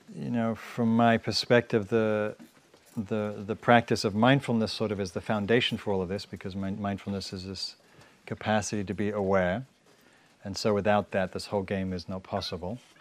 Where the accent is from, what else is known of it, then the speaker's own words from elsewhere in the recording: England, United Kingdom; moved away; I'm from England